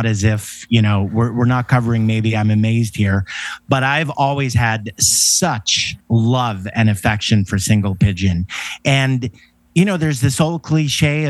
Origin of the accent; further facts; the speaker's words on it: Canada; I'm a Canadian kid.